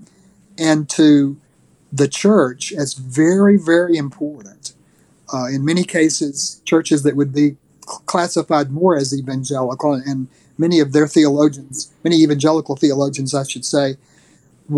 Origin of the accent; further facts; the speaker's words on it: North Alabama, United States; the town that I grew up in North Alabama